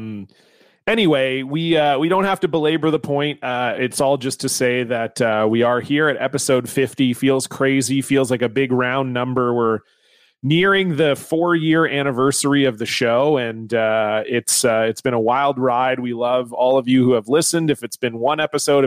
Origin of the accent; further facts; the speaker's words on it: Canada; fellow Canadian.